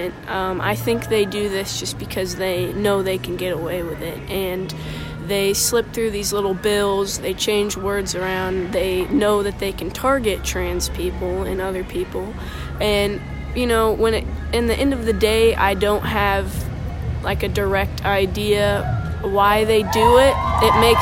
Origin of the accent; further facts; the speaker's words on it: Eureka Springs, Arkansas, United States; I'm from Eureka Springs, Arkansas. I'm 15 years old